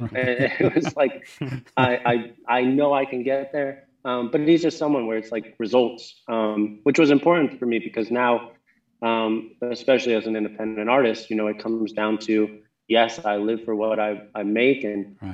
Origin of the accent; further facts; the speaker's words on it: Jackson, Wyoming, United States; also born or lived in New Jersey; I always call Wyoming home, even though I spent, you know, my first 11 years in New Jersey